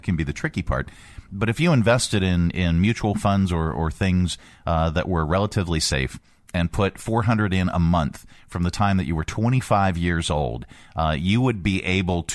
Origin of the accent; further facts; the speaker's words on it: Pittsburgh, Pennsylvania, United States; I'm from Pittsburgh